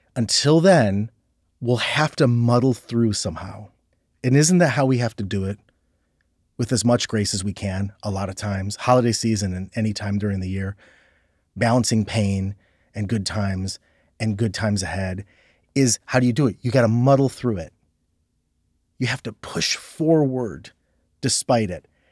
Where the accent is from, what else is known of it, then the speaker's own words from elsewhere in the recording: Ohio, United States; I'm from Ohio